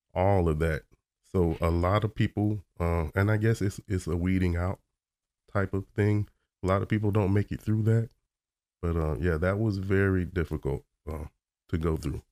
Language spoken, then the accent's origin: English; Orlando, Florida, United States; I was born in Orlando, Florida.